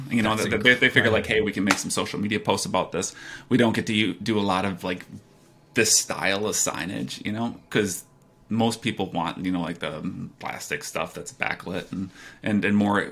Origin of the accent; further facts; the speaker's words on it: United States; I'm from America